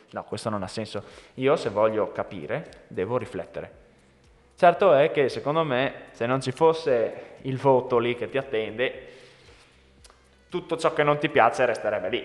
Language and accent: Italian; Italy; Noi siamo nati in Italia